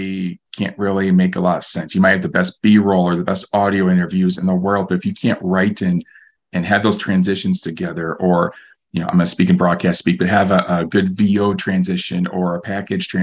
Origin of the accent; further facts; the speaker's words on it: Algona, Iowa, United States; We have a fantastic high school up in my hometown of Algona